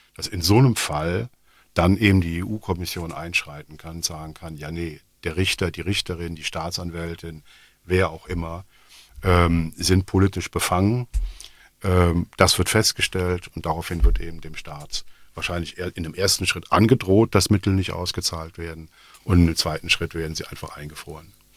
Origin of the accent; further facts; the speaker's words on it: Rhineland, Germany; now in Belgium; Ich bin Rheinländer